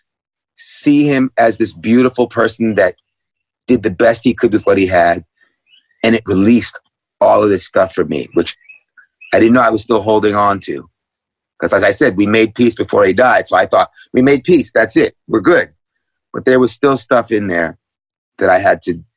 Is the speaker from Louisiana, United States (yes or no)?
no; New York City, New York, United States; growing up in New York City in the 70s with my parents